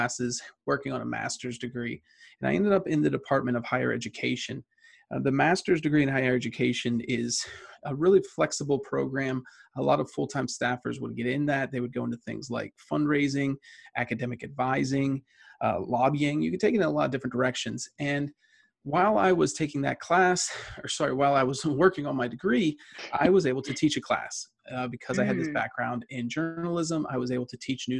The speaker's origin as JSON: {"language": "English", "town": "Johnstown", "region": "Pennsylvania", "country": "United States", "tie": "born or raised there", "lives_now": "State College, United States", "said": "I grew up in Western Pennsylvania."}